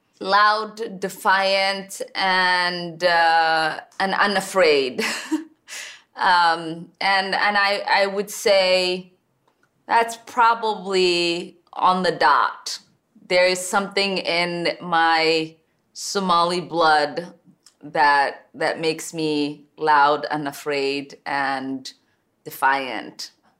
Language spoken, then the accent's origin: English; Minnesota, United States; Well, I'm Minnesotan, so … is one of, you know, my favorites.